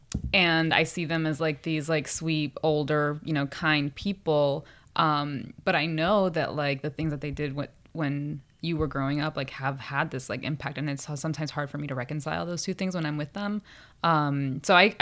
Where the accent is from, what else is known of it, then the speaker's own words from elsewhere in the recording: Idaho, United States; also born or lived in Puerto Rico; I was born in Puerto Rico. My family's Puerto Rican. When I was relatively young, my family moved to Idaho. So I had a very unique upbringing